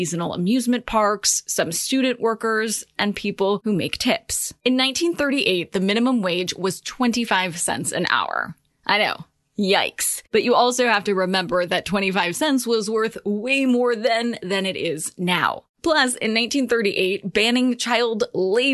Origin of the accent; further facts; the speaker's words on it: California, United States; my home state